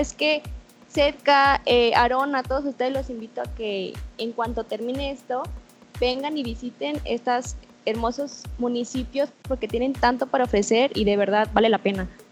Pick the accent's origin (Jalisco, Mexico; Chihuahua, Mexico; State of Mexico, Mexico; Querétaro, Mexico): Jalisco, Mexico; Tlaquepaque; yo soy de Tlaquepaque